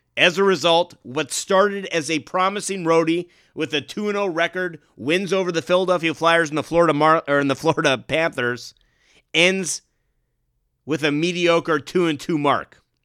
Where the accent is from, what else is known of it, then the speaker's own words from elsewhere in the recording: Canada; growing up in Canada